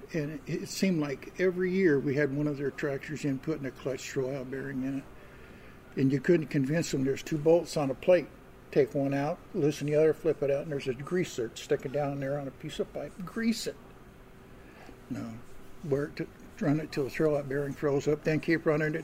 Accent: Utah, United States; moved away; I'm from Utah

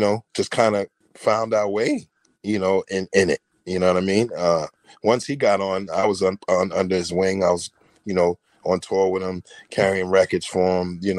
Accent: Mount Vernon, New York, United States; also born or lived in Bronx, New York; Growing up in Mount Vernon was so much fun

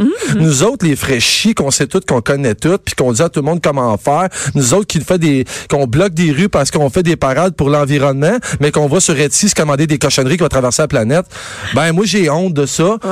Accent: Quebec, Canada

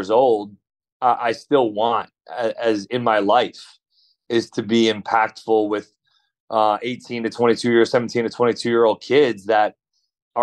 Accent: Rhode Island, United States; also born or lived in Thousand Oaks, California; now in Lexington, United States; I grew up in Rhode Island

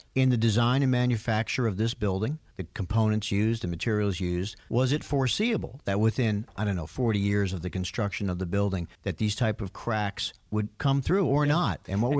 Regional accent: Miami Beach, Florida, United States; born there; I was born in Miami Beach. My parents, New Yorkers, were in Florida when I was born.

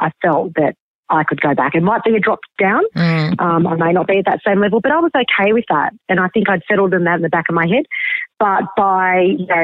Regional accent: Albury, New South Wales, Australia; moved away; also born or lived in Seattle, United States; I grew up in Albury, Wodonga in the country.

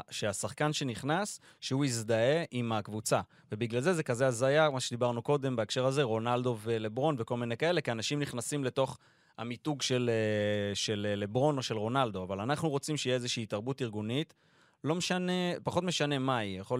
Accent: Israel; אנחנו גדלנו פה

